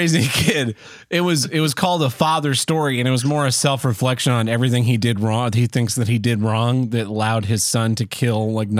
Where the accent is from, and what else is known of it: Oklahoma, United States; born or raised there